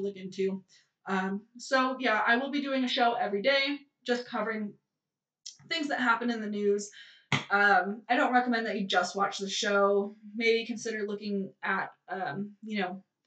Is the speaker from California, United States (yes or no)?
yes; California, United States; moved away as an adult; I'm from California. I was born and raised there, and I lived there until I was 20